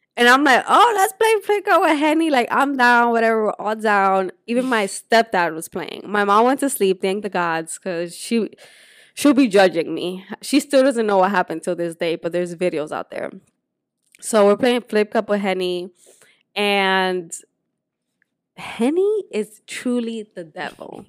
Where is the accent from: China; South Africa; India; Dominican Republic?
Dominican Republic; moved away; also born or lived in Puerto Rico; So I grew up in Dominican Republic, but I was born in Puerto Rico.